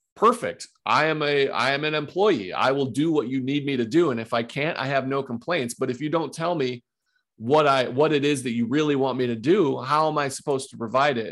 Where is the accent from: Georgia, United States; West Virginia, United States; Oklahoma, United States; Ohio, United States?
Ohio, United States; also born or lived in Johnson City, Tennessee; I grew up and I live currently in Ohio